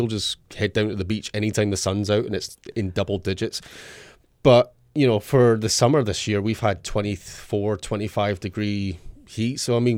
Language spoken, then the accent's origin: English; Scotland, United Kingdom; But as a Scotsman, you don't tend we tend to be pale blue in colour